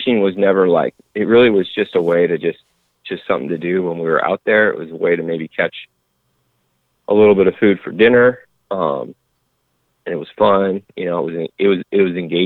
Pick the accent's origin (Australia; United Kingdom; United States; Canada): United States; Inland Northwest; I grew up in the Inland Northwest, probably a 100-mile stretch of country between, between Spokane and Missoula was kind of my playground from ages of, you know, birth until 18.